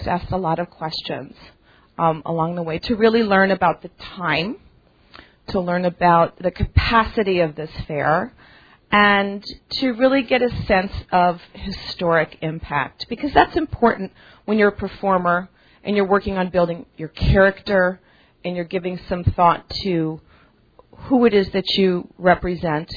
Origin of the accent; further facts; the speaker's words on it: Chicago, Illinois, United States; I'm from Chicago originally